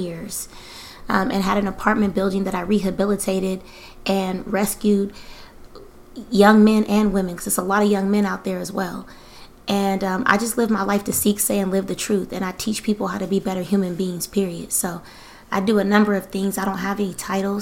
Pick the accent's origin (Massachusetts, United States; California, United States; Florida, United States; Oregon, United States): California, United States; Bay Area; I'm from the Bay Area.